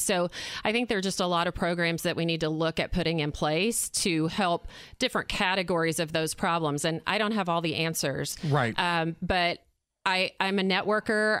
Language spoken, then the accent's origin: English; Arkansas, United States; moved away as an adult; now in Indiana, United States; I'm from Arkansas.